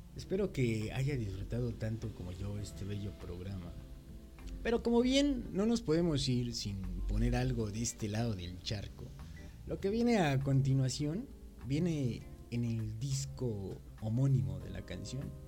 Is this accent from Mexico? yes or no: yes; Mexico; como buen mexicano